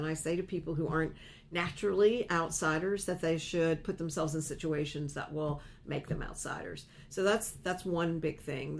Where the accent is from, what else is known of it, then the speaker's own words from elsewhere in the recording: Lenoir, North Carolina, United States; moved away; it might have come from my hometown.